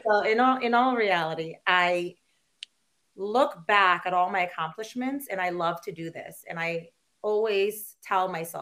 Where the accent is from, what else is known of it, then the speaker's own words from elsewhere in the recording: Philippines; moved away; I grew up in the Philippines and I was a Catholic girl.